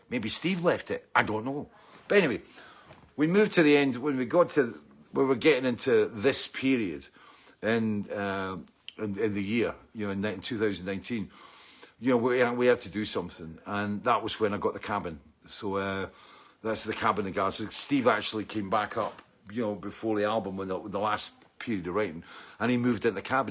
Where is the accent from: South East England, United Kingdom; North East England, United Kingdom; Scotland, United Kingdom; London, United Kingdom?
Scotland, United Kingdom; I'm Scottish